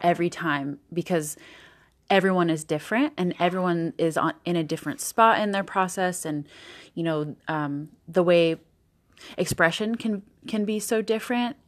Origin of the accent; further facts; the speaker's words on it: Southern California, United States; moved away as an adult; also born or lived in Tahoe, California; now in New York, United States; in Southern California